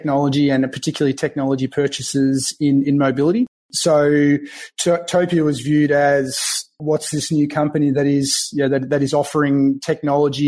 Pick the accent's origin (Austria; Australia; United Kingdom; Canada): Australia; country Victoria; accent: Australian; also born or lived in Melbourne, Australia; now in Bellevue, United States; I'm from Melbourne, Australia. So I grew up in country Victoria